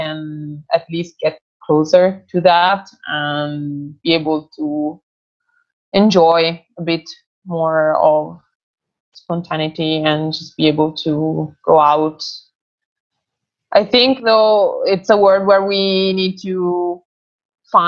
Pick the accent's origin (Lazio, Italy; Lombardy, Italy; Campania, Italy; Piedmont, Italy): Lombardy, Italy; Crema; also born or lived in Varese; my hometown, Crema